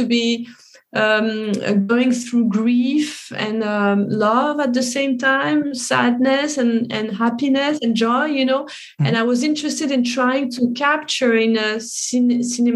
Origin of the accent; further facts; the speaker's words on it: Paris, Île-de-France, France; I was happy to be able to film in my hometown